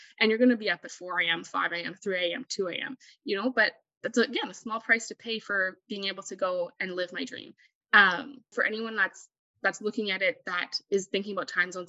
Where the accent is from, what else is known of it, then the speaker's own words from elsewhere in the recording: Canada; For example, me as a Canadian citizen